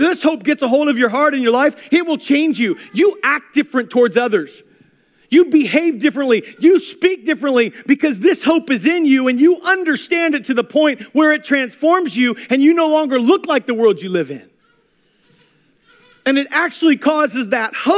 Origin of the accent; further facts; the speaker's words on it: Pekin, Illinois, United States; moved away; I am from Pekin, Illinois.